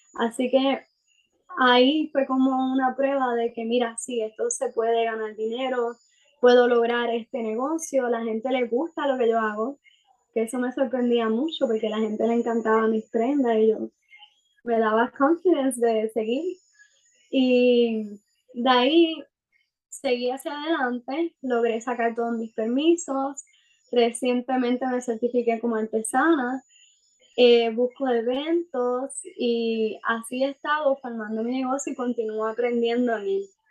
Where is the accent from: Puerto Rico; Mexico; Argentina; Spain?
Puerto Rico; soy de Puerto Rico